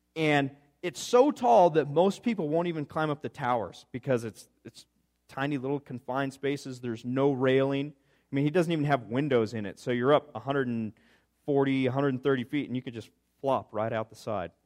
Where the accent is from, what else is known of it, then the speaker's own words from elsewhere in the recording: Gunnison, Colorado, United States; I come from Gunnison, Colorado, and it's a whole bunch of rocks with some dirt in between